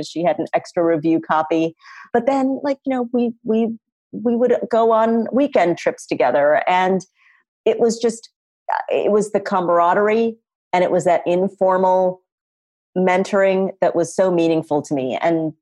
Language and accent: English; Chicago suburbs, Illinois, United States; moved away as an adult; also born or lived in Norfolk, Virginia; I was this kid from the Chicago suburbs.